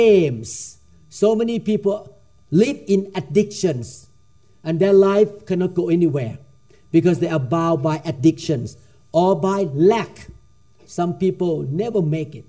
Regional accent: Thailand; I grew up in Thailand

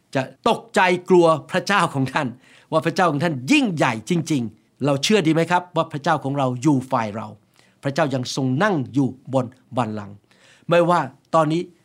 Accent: Thailand; moved away as an adult; now in United States; พระเจ้ารู้ว่าผม จะเกิดในประเทศไทย พระเจ้ารู้ว่าผมจะไปโรงเรียนอัศมชัญ พระเจ้ารู้ว่าผมจะเป็นหมอ พระเจ้ารู้ว่าผมจะมาอเมริกา

